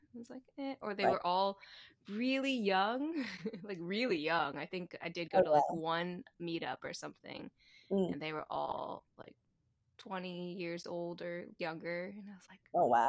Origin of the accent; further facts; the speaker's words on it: right below Baltimore, Maryland, United States; also born or lived in DC area; I grew up in Maryland, like right below Baltimore.